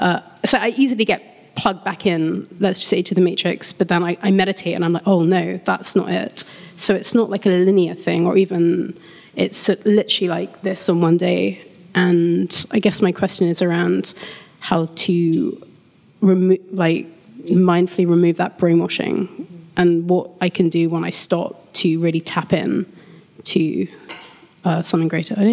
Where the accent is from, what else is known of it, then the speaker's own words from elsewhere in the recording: London, United Kingdom; from London.